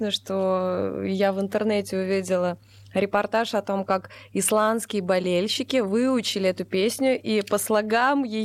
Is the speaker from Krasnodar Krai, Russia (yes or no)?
yes; Krasnodar, Krasnodar Krai, Russia; Вот, мы из Краснодара.